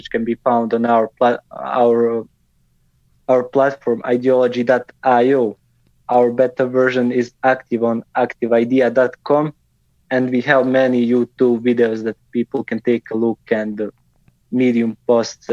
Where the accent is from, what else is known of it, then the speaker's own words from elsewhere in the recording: Bosnia & Herzegovina; I'm originally from Bosnia and Herzegovina.